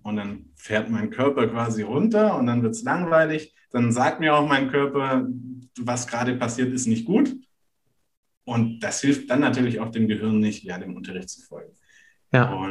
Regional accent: Renningen, Baden-Württemberg, Germany; Und ursprünglich komme ich aus der Nähe von Stuttgart aus einem ganz kleinen Örtchen, das heißt

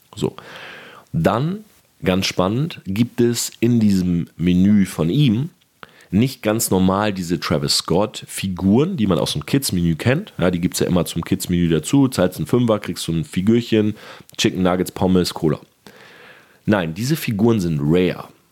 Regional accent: Delmenhorst, Lower Saxony, Germany; moved away; also born or lived in Oldenburg; Ich komme selber ja aus Delmenhorst. Ich habe in Oldenburg studiert

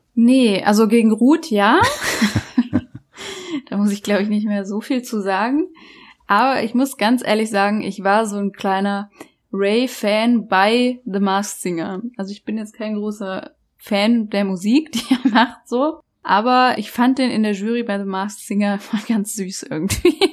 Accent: Black Forest, Baden-Württemberg, Germany; bei uns im Schwarzwald

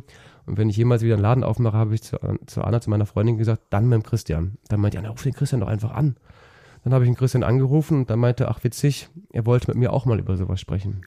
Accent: Engelskirchen, North Rhine-Westphalia, Germany; das oberbergische Land in meiner Heimat ich komme aus Engelskirchen

